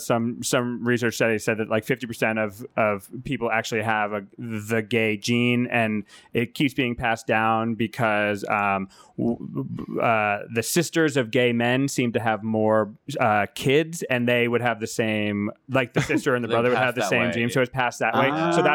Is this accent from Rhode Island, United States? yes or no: yes; Rhode Island, United States; And I alienated Rhode Island.